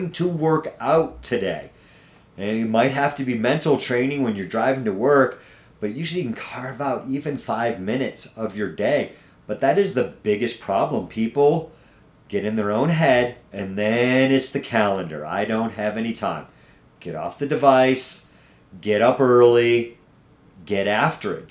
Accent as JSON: {"language": "English", "region": "New England", "country": "United States", "moved": "yes", "lives_now": "Castle Rock, United States", "said": "I'm from New England. If you don't catch it here and there in my accent that comes out here and there"}